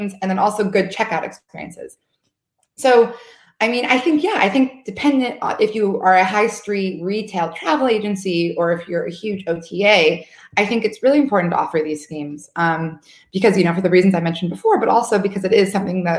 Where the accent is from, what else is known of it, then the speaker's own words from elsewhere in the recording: United States; moved away; I'm from the States, and it's, you know, everyone has credit cards there